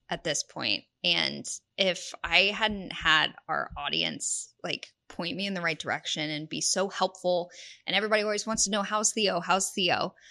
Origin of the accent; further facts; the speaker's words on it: Houston, Texas, United States; moved away as an adult; also born or lived in Lubbock, Texas / Mississippi / Abilene, Texas; now in San Antonio, United States; I grew up in the Houston area